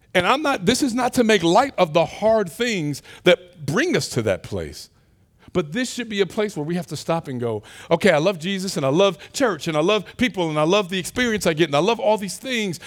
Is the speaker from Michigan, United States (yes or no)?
yes; Detroit, Michigan, United States; moved away; my hometown of Detroit